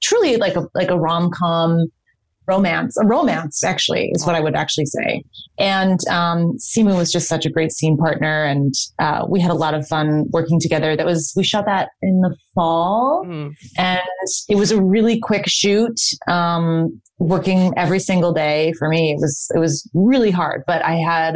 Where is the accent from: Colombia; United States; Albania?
United States; Chicago, Illinois; moved away; I got to work in Chicago, which is my hometown.